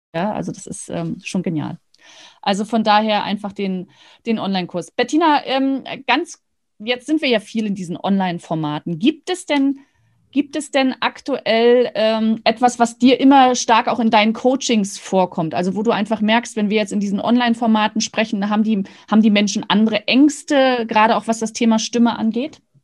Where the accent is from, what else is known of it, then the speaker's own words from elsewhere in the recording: Rostock, Mecklenburg-Vorpommern, Germany; moved away; bin ja in Rostock geboren, habe dort geheiratet und studiert